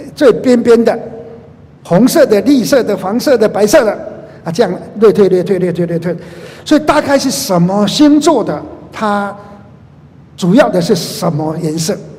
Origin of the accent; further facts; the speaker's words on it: Taiwan; 我在马街医院出生的